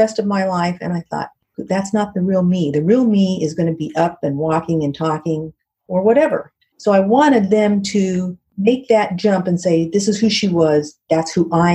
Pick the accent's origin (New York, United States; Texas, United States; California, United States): California, United States; Southern; I grew up in Southern California